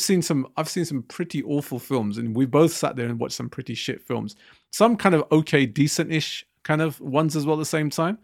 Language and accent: English; Southall, London, United Kingdom; I come from South Hill